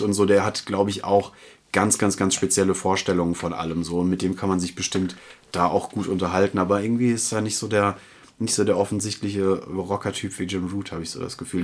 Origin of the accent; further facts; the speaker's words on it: Germany; moved away; Frankfurt auch so ein bisschen meine alte Heimat, in Anführungsstrichen, so die, die große Metropole in der Nähe meiner Heimat